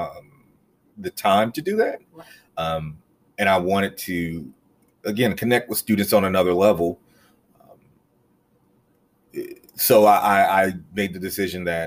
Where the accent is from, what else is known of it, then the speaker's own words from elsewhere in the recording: Greensboro, North Carolina, United States; I am from Greensboro, believe it or not. There's a lot of people who I meet in Greensboro who are not from Greensboro. But I am from Greensboro. I am a graduate of Dudley High School.